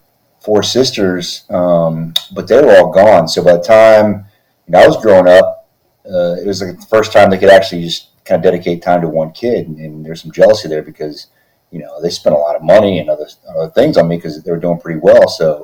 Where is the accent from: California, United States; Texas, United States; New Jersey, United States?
Texas, United States; also born or lived in Philippines; So I grew up in the Air Force, and grew up in Texas for the most part. I mean, I was born in the Philippines, but I claim Texas as my home because that's where I spent the majority of my young life.